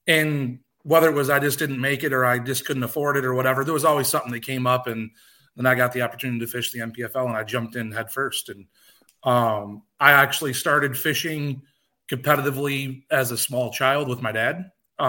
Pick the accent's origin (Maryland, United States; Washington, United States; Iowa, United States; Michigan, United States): Michigan, United States; Southwest; I'm from Southwest Michigan. I'm like 25 minutes southwest of Kalamazoo